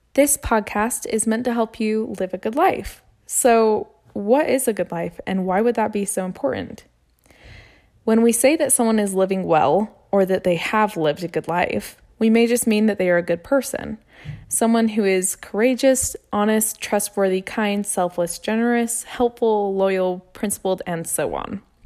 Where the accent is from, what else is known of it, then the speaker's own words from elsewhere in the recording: Utah, United States; I was born and raised here in Utah.